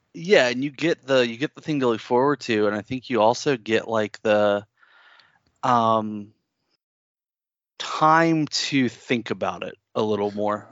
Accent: the South, United States; accent: southern; somebody who's here in the South and they've got an accent, I'll hear my accent start to come out

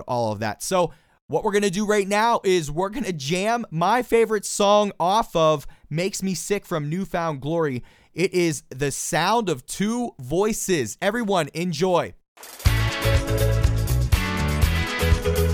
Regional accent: Pittsburgh, Pennsylvania, United States; that is my hometown. That's where I am right this second

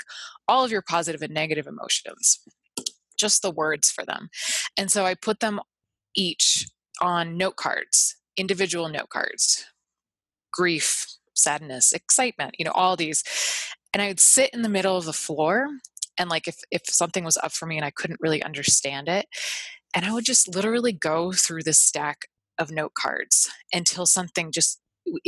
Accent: Northeast, United States; I'm from the Northeast, where it's like puritanical values

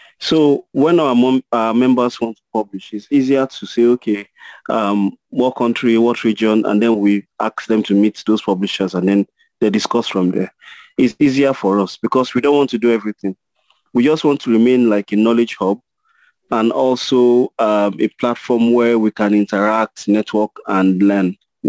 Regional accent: Nigeria; I recognize my identity as a Nigerian.

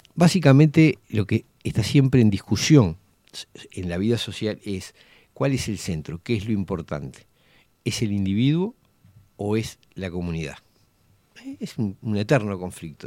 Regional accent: Montevideo, Uruguay; yo me crié en Villa Española

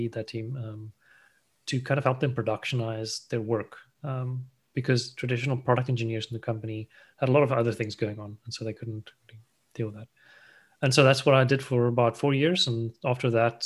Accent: South Africa; moved away as an adult; also born or lived in Asia; I kind of grew up there in South Africa, studied mechatronic engineering

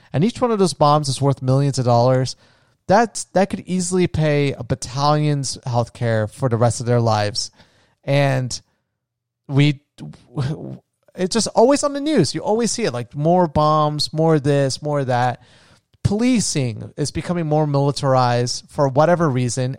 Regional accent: United States; as an American

